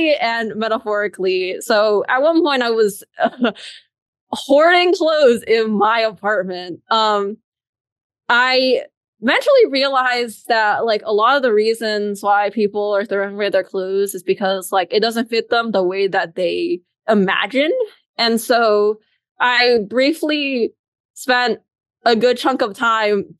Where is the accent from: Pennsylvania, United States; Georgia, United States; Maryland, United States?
Georgia, United States; Atlanta; moved away as an adult; now in New Haven, United States; I'm originally from Atlanta.